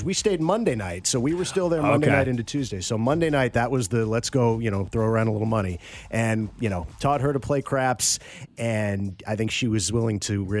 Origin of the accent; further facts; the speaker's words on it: West Coast, United States; also born or lived in Chicago, Illinois; I was born in Chicago, but I lived there for a year, and I've been in most of my life on the West Coast and a little bit on the East Coast.